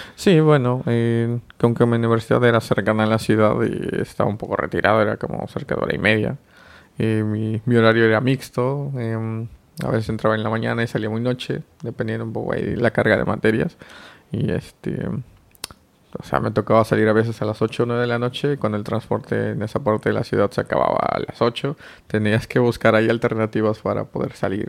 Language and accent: Spanish; Oaxaca, Mexico; moved away as an adult; now in Mexico City, Mexico; vengo de Oaxaca, es un estado al sur de México y actualmente resido en Ciudad de México